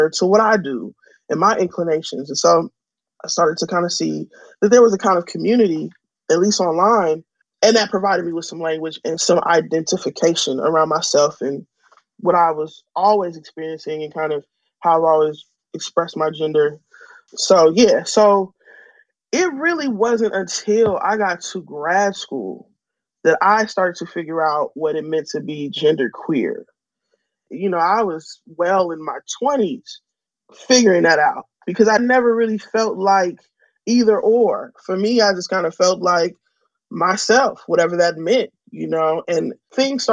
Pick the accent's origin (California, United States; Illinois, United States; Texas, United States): California, United States; San Francisco; growing up in San Francisco